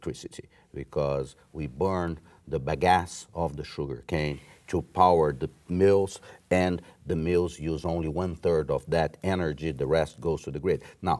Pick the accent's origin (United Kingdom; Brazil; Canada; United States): Brazil; South Region; English is a second language; I am from the South. I think industrial pollution is as big a problem for Brazilians.